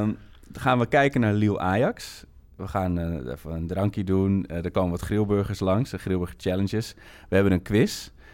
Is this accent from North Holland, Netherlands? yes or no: yes; Amsterdam, North Holland, Netherlands; ik kom uit Amsterdam en, en hele, hele mooie jeugdherinneringen aan.